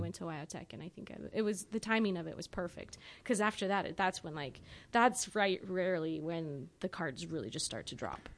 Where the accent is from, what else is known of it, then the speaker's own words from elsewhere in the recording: Rapid City, South Dakota, United States; moved away; growing up in Rapid City